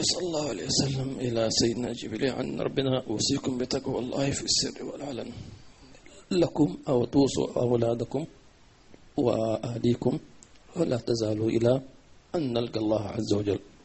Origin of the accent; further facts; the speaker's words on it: Hadramawt, Yemen; عندنا في حضرموت